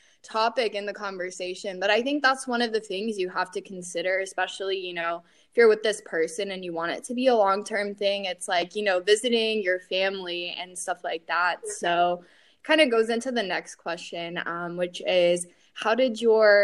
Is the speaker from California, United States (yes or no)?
no; Atlanta, Georgia, United States; I was born in Atlanta. So born and raised here.